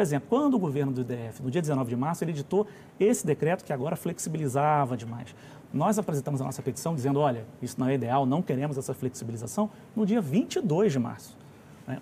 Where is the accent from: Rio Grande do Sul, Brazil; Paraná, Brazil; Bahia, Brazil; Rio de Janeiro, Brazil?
Rio de Janeiro, Brazil; moved away as an adult; now in Brasília, Brazil; eu sou lá do Rio de Janeiro, embora esteja em Brasília há mais de vinte anos